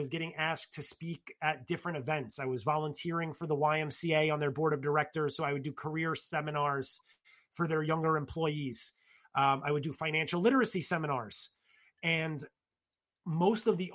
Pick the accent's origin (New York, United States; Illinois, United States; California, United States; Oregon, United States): New York, United States; New York City; in my household or in my circle growing up in the Bronx